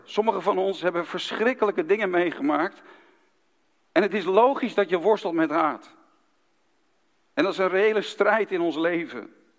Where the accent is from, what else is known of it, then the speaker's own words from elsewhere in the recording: Haarlem, North Holland, Netherlands; in Haarlem, de stad waar ik ben geboren